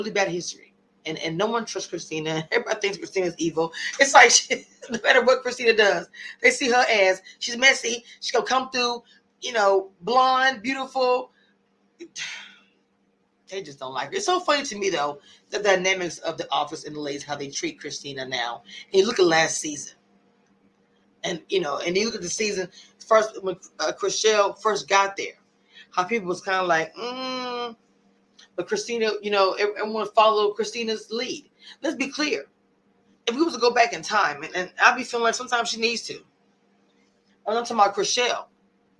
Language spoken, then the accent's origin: English; Louisiana, United States; I'm also from Louisiana